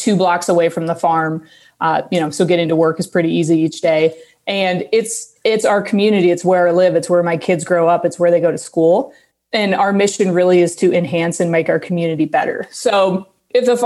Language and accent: English; Des Moines, Iowa, United States; I grew up here in Des Moines